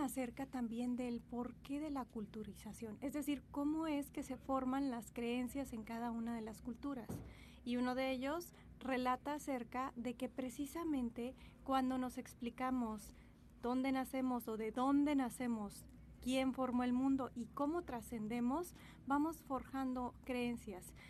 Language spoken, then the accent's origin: Spanish; Mexico; todos los que somos mexicanos